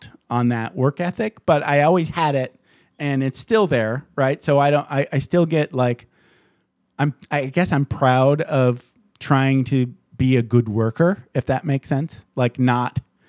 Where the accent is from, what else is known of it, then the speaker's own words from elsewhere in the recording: Michigan, United States; moved away as an adult; I grew up in Michigan